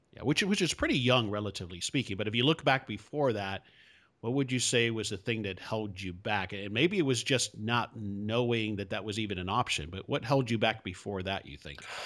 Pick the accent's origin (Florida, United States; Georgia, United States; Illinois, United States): Florida, United States; Hialeah; now in Dallas, United States; I grew up in South Florida. I grew up in Hialeah for the most part